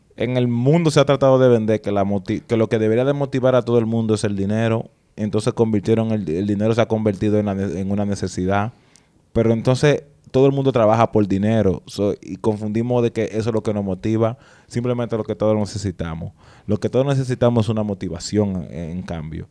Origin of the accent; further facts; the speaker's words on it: San Cristóbal, Dominican Republic; moved away; en San Cristóbal, donde yo soy del barrio de Lavapié